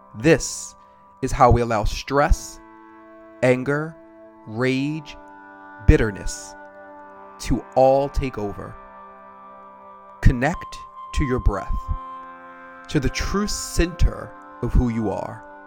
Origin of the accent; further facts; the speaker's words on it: Maryland, United States; now in Atlanta, United States; I live in Atlanta now, but I am originally from Maryland.